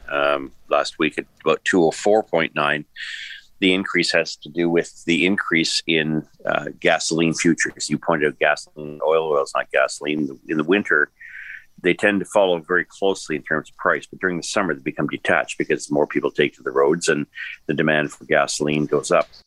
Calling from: Toronto, Ontario, Canada; I'm speaking here from Toronto, Oakville, one ninety nine point nine.

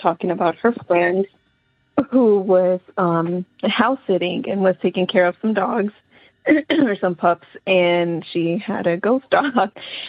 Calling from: St. Pauls, North Carolina, United States; I'm actually calling from North Carolina, a little small town called St. Paul's.

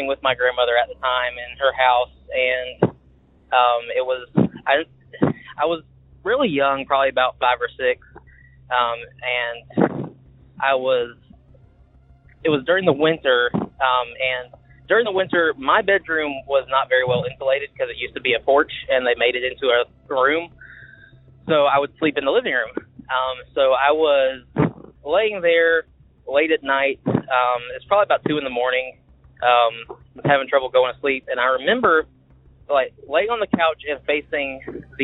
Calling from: Macon, Georgia, United States; I'm calling from Macon, Georgia

